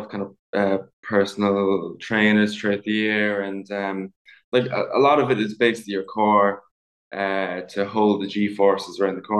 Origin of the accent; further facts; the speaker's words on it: Ballymaloe, Munster, Ireland; So I grew up in a kind of on a food farm as such, in East Cork, in a place called Ballymaloe